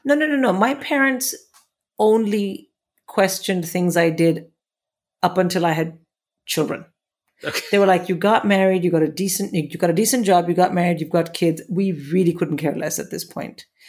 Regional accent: India; moved away as an adult; now in England; when I came to England from India

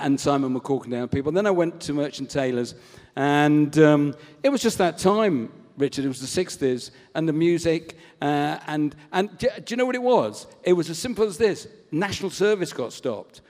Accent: Southport, North West England, United Kingdom; I was brought up in Southport in Lancashire

